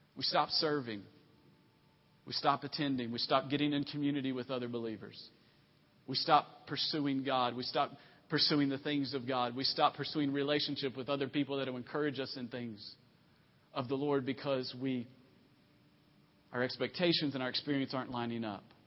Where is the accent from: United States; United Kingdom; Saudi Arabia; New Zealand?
United States; Tennessee; moved away; also born or lived in Virginia; I'm from originally from Tennessee, and we call it opening up a can on somebody